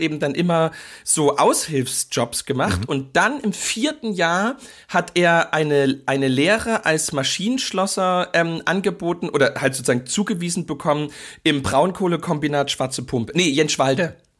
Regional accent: Dresden, Saxony, Germany; wir sind ja in im Dresden der Nullerjahre aufgewachsen

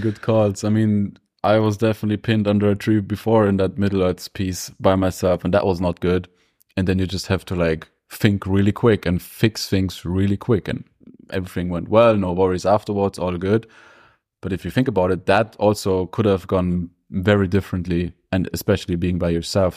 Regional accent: Germany; now in Innsbruck, Austria; Coming up and growing up in Germany

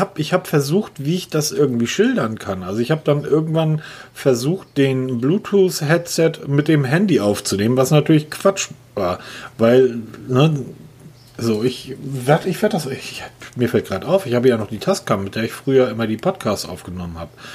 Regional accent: Hamburg, Germany; Als Hamburger

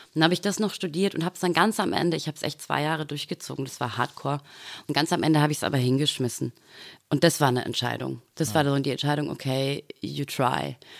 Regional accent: Dorfen, Bavaria, Germany; moved away; also born or lived in Austria; Ich bin auf dem Land aufgewachsen tatsächlich ah, ja. mhm. und bin dann mit Glatze ins Dorfener Gymnasium

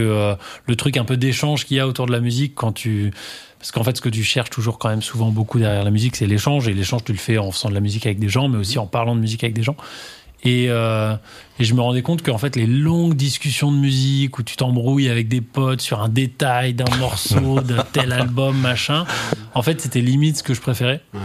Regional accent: Normandy, France; j'ai grandi en Normandie

